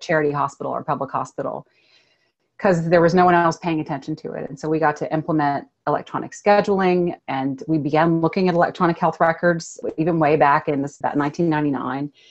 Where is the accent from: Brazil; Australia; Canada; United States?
United States; Austin, Texas; growing up in Austin, Texas